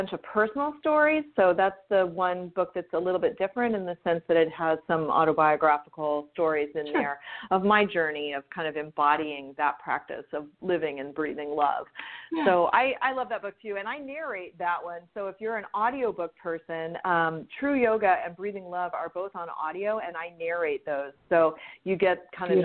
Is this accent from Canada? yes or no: no; Southern California, United States; also born or lived in East Coast / the South / Italy; now in Hawaii, United States; I grew up in Southern California and lived all over the place.